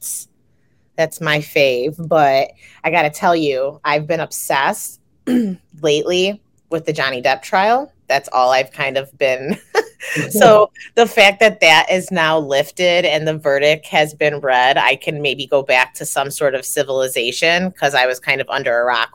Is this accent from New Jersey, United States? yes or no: no; Chicago, Illinois, United States; I'm from Chicago